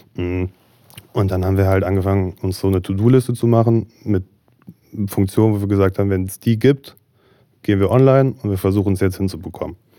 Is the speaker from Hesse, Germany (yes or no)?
yes; Marburg, Hesse, Germany; also born or lived in Berlin; ich komme gebürtig aus Marburg, bin hier groß geworden